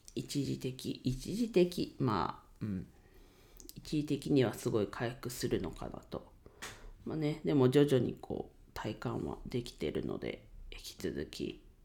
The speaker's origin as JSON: {"language": "Japanese", "town": "Ninohe", "region": "Iwate", "country": "Japan", "tie": "born or raised there", "moved": "yes", "said": "地元岩手県二戸市でレンタルスペースを使って遊び場を提供しています"}